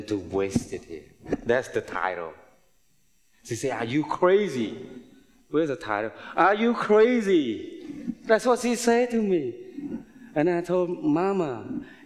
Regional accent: Cambodia; moved away; also born or lived in United States; I was born and raised in Cambodia

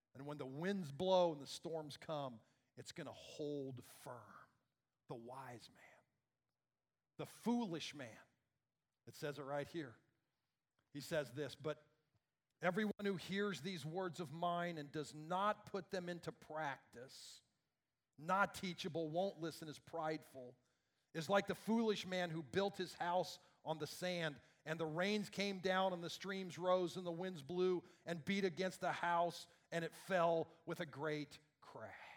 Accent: Iowa, United States; I grew up in Iowa

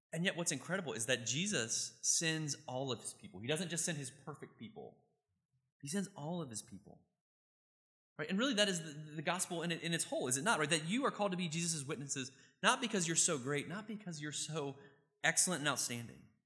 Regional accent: Richmond, Virginia, United States; I grew up in Richmond, Virginia

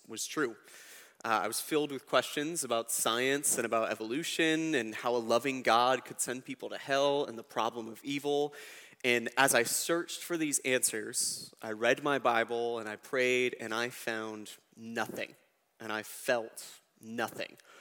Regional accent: United States; I was born in America

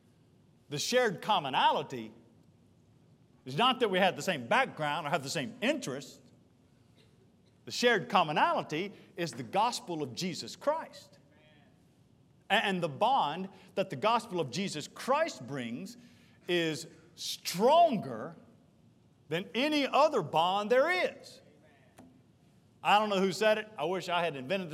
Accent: Charlotte, North Carolina, United States; I grew up in East Charlotte off Albemarle Road, Burnham Woods and in Mint Hill

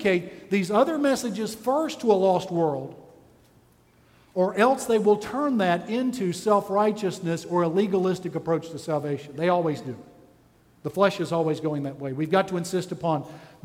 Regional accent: Texas, United States; I'm from Texas

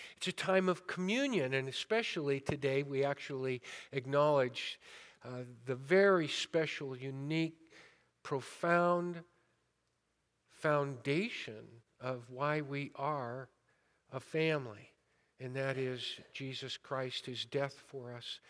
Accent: Modesto, California, United States; I was born and raised in Modesto

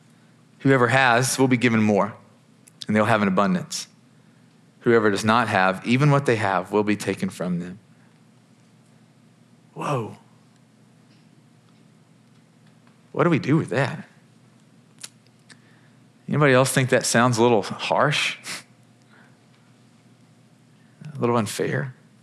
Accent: Kentucky, United States; I'm from Kentucky, big Wildcats fan.

